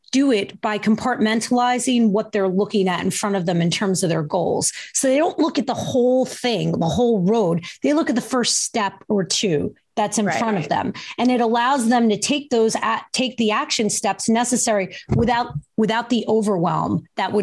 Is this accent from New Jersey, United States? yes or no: yes; New Jersey, United States; He is from my home state